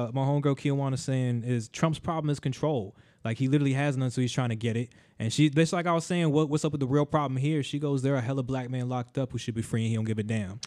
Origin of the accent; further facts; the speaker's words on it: United States; as an American